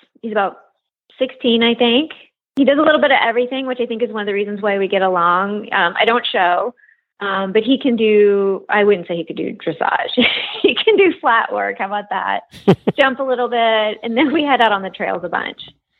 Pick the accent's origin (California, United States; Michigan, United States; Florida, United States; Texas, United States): Florida, United States; South Miami; also born or lived in Memphis, Tennessee; I rode horses, but I grew up like in South Miami and in Memphis.